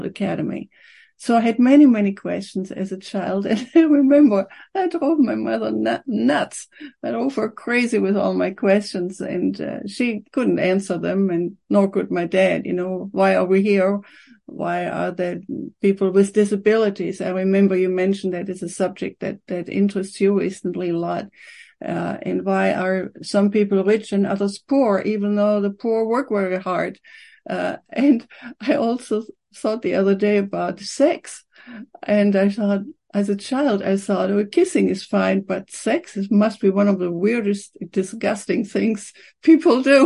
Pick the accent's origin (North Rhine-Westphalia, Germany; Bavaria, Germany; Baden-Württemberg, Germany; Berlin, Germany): North Rhine-Westphalia, Germany; Aachen; moved away as an adult; also born or lived in Cologne; now in Victoria, Canada; I was born in Germany in a town called Aachen